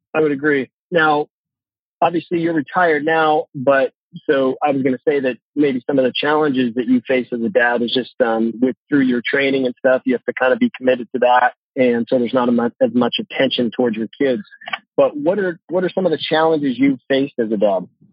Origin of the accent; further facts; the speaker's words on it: Santa Margarita, California, United States; also born or lived in San Luis Obispo, California / Atascadero, California; that's where I'm from. I grew up there.